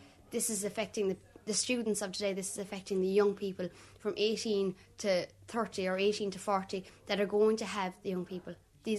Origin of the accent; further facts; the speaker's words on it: County Limerick, Munster, Ireland; I'm a second-year media student, and I come from County Limerick and live on the border of Tipperary, Cork and Limerick. I'm a 20-year-old